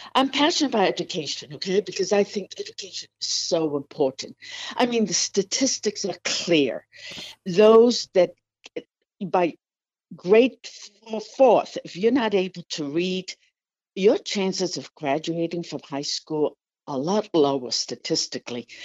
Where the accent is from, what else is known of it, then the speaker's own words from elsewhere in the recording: Puerto Rico; English is a second language; also born or lived in New York, United States / Washington, D.C., United States; now in Anchorage, United States; although I grew up in New York and Puerto Rico, um, I actually started school in Puerto Rico, and English is my, was my second language